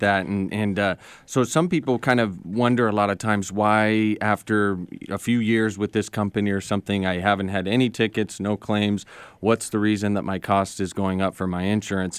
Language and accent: English; Phoenix, Arizona, United States; moved away as an adult; now in Seattle, United States; I grew up in Phoenix